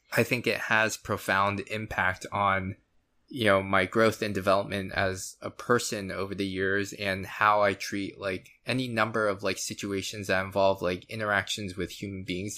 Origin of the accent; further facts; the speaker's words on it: Florida, United States; I was born in the States, in Florida.